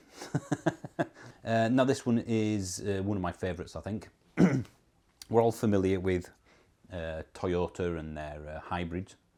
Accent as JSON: {"language": "English", "region": "Yorkshire and the Humber", "country": "United Kingdom", "accent": "Yorkshire", "said": "I'm not Scottish. I'm English. I'm from Yorkshire, which is in the northern part of England."}